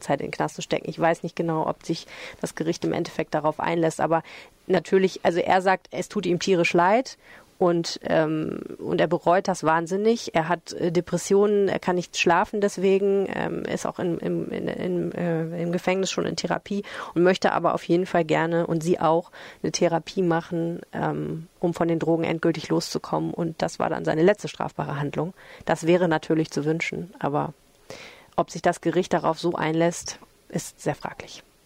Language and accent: German; Düsseldorf, North Rhine-Westphalia, Germany; Ich als Oberbilkerin.